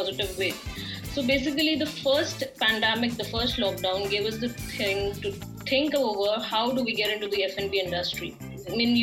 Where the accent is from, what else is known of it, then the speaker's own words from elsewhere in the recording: Maharashtra, India; I'm born and brought up in Maharashtra, but the family is from Gujarat